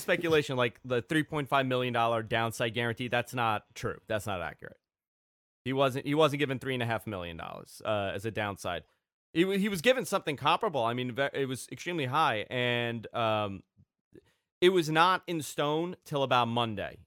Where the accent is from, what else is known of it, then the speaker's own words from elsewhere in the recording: New York, United States; also born or lived in Queens; I'm from New York